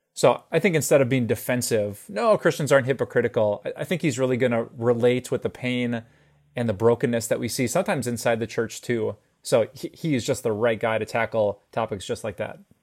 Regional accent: Green Bay, Wisconsin, United States; also born or lived in Minnesota; driving back and forth to college from my hometown of Green Bay

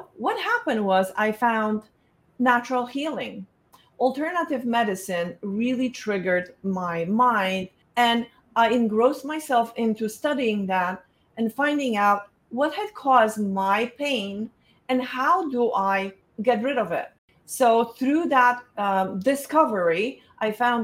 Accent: Poland; moved away; I was born in Poland

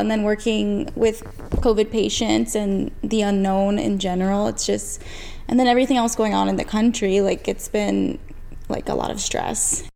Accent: New Jersey, United States; I was born in New Jersey.

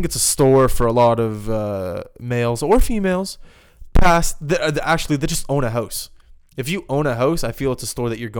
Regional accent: Halifax, Nova Scotia, Canada; moved away as an adult; also born or lived in West Coast of Canada; I'm from the East Coast.

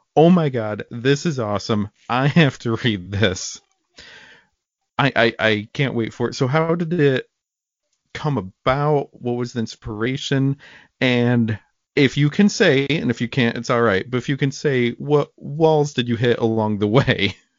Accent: Watertown, New York, United States; I grew up in Watertown, New York

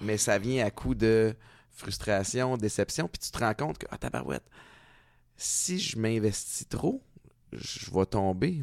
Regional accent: Montreal, Quebec, Canada; moved away as an adult; also born or lived in Connecticut / New Hampshire / New York / Toronto; j'ai grandi à Montréal

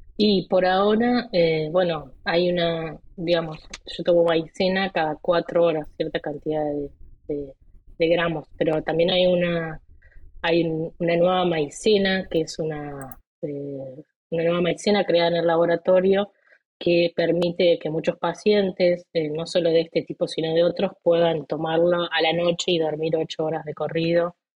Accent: Colón, Entre Ríos, Argentina; moved away as an adult; now in United States; yo vengo de Argentina. Nací en una ciudad llamada Colón, en la provincia de Entre Ríos.

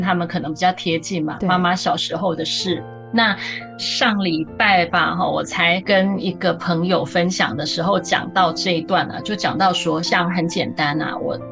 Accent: Taichung, Taiwan; moved away as an adult; also born or lived in Kaohsiung / Taipei; 我自己的一个成长背景呢，我是在台中的大理出生嘛哈。那我妈妈的娘家是在台中的雾峰。小时候从国小、国中、高中，我自己是高中之后就是住校的状态，然后大学就到高雄念书。大学毕业之后到台北去就是实习啊、就业

